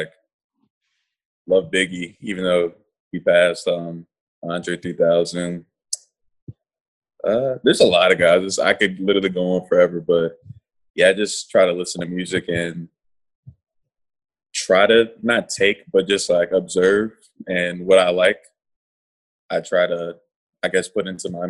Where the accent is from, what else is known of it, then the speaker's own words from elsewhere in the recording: Raleigh, North Carolina, United States; I'm from Raleigh, North Carolina